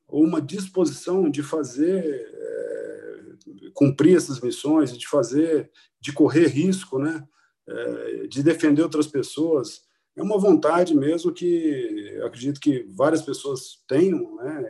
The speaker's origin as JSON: {"language": "Portuguese", "region": "interior of Paraná", "country": "Brazil", "tie": "born or raised there", "also_born_or_lived": "Maringá", "moved": "yes", "said": "Eu vim do interior do Paraná, é, morei grande parte da minha infância em cidades muito pequenas, depois fui para cidades, é, uma cidade média, que é Maringá"}